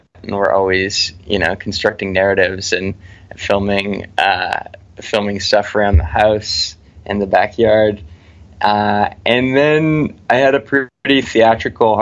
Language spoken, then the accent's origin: English; Vancouver, British Columbia, Canada; we're all from Vancouver